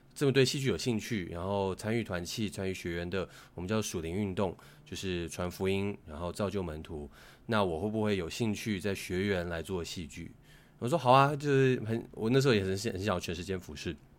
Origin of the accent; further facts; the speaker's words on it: Hsinchu, Taiwan; 我在新竹长大嘛， 新竹其竞争压力没有像大城市那么大